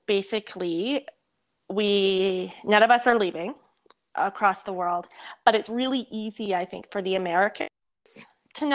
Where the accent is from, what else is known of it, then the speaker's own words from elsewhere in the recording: Canada; moved away as an adult; also born or lived in Mexico; I'm Canadian